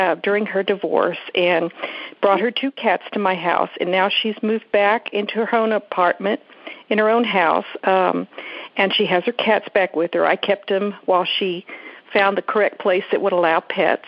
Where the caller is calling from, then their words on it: San Antonio, Texas, United States; I'm calling from San Antonio, Texas